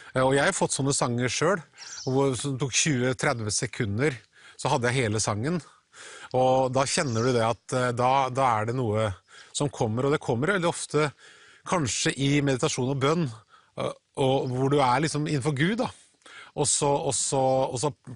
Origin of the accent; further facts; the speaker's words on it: Halden, Østfold, Norway; pinsemenigheten i Halden, der jeg vokste opp